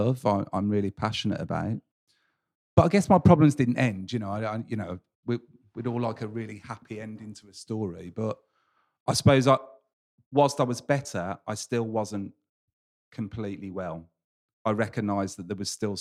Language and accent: English; England, United Kingdom; a tradition of being English